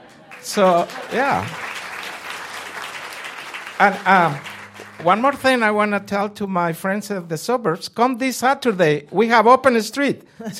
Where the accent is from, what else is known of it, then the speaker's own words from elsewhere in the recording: Mexico City, Mexico; now in Minneapolis, United States; I'm from Mexico City.